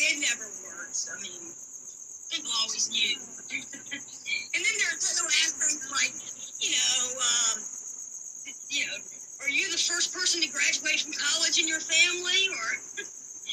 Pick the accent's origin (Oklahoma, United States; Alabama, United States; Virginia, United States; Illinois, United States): Virginia, United States; I'm from Virginia